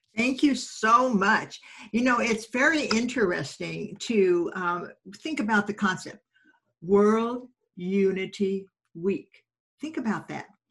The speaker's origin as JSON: {"language": "English", "region": "California", "country": "United States", "tie": "born or raised there", "also_born_or_lived": "Denver, Colorado", "said": "he left with me at six months and my mom in our 41 Ford, and we went to California."}